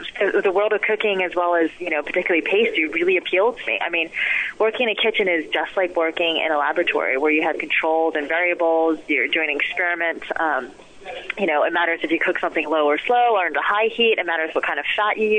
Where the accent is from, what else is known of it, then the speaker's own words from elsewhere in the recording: Summit, New Jersey, United States; also born or lived in Berkeley Heights, New Jersey / New York; I was born in Summit, New Jersey. Lived in Berkeley Heights. Went to school in Summit